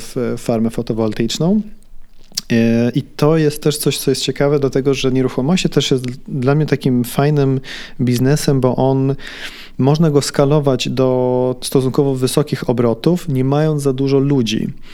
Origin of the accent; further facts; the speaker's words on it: Sweden; moved away as an adult; also born or lived in Warsaw, Poland; now in Poland; Miałem rok, jak z Warszawy się wyprowadziliśmy do Szwecji. Ja całe życie dorastałem w Szwecji